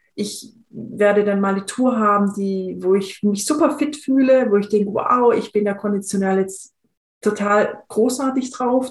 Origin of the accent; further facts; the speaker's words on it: Swabia, Germany; ich bin in, in einem im Schwäbischen aufgewachsen